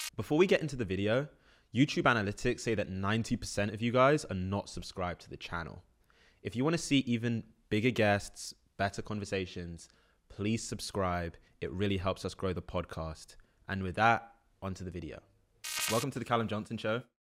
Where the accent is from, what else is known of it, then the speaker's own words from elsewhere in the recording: London, United Kingdom; moved away as an adult; also born or lived in New Jersey; now in New York, United States; I grew up in London from the U K.